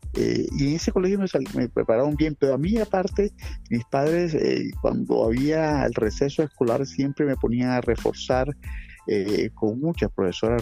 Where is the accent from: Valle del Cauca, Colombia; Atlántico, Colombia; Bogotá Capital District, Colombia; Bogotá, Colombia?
Atlántico, Colombia; Barranquilla; yo soy barranquillero, eh, eh, criado eh, en el barrio San Felipe de Barranquilla, donde aún vivo todavía